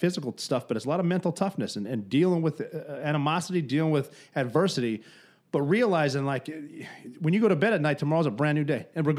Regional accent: Montana, United States; I grew up in Montana.

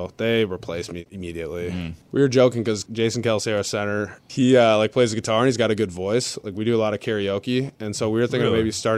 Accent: Minnetonka, Minnesota, United States; moved away as an adult; now in Philadelphia, United States; where I grew up in Minnetonka, Minnesota

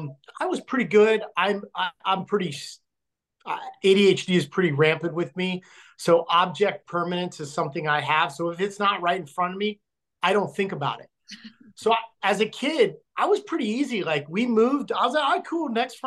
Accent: Logan, Utah, United States; born there; I was born in Logan, Utah, when my dad was stationed there after Vietnam as a recruiter.

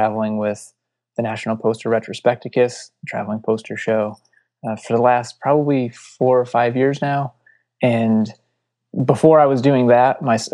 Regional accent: Palmer, Massachusetts, United States; growing up in Western Massachusetts and not really seeing much beyond

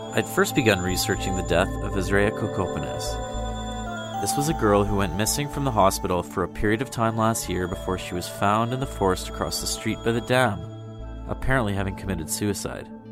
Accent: Kenora, Ontario, Canada; moved away; I grew up in the community

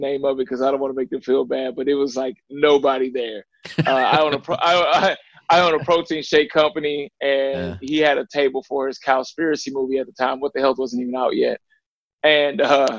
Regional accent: Ferguson, Missouri, United States; also born or lived in Little Rock, Arkansas; I was born in Little Rock, Arkansas. Some people know about the gang violence that was down there. And my mother moved to St. Louis, Missouri, which was Ferguson, was the actual city we were in, which within St. Louis, which a lot of people heard about Mike Brown, things like that. And that's where I was raised

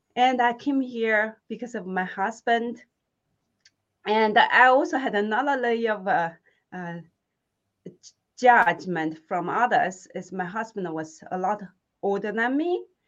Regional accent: Hunan, China; English is a second language; moved away as an adult; now in United States; where I'm from, uh, in the southern China called Hunan, I had this accent

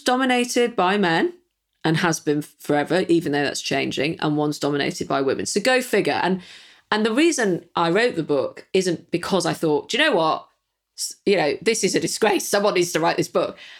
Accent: Manchester, North West England, United Kingdom; being a Mancunian

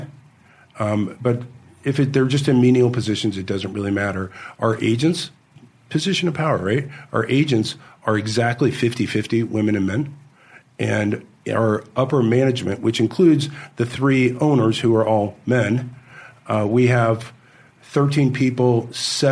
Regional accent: Kansas, United States; I grew up in Kansas

